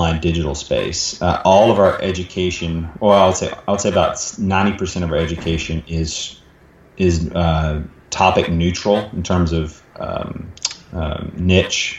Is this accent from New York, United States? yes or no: no; Dallas, Texas, United States; in Dallas, my hometown here in Dallas